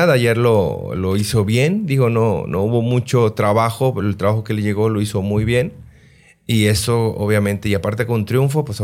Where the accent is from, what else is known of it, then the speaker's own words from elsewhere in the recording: Los Mochis, Sinaloa, Mexico; yo soy de Los moches Sinaloa nací, nací allá, aunque me registraron en Culiacán.